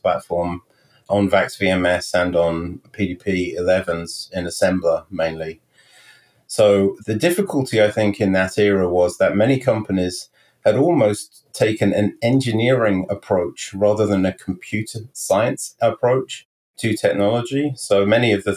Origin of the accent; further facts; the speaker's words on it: Stroud, South West England, United Kingdom; moved away as an adult; also born or lived in Henley-on-Thames, England / London, England; now in Morristown, United States; I was born in the Cotswolds, actually in Stroud in Gloucestershire in the United Kingdom. And I lived there for really 10 years. And then my parents moved to Hendingon-on-Thames